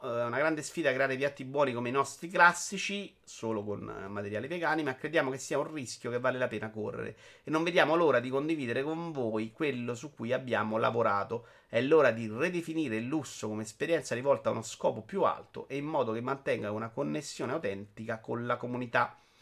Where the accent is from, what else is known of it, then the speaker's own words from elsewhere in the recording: Rome, Lazio, Italy; accent: Roman; ce l'odio il mio accento romano, ma c'è, ahimè, c'è